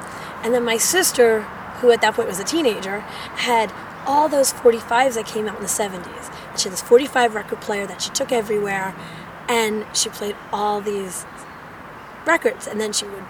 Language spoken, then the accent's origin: English; North Babylon, New York, United States; moved away as an adult; now in Philadelphia, United States; I was born January 2nd, 1967, in North Babylon, New York. On Long Island.